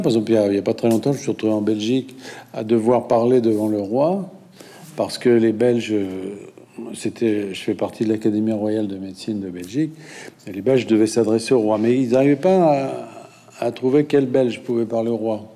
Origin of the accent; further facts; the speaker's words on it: France; quand on est français